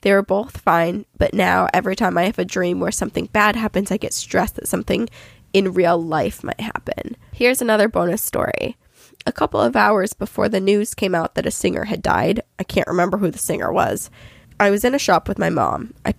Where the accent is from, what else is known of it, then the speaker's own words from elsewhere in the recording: Australia; I'm from Australia.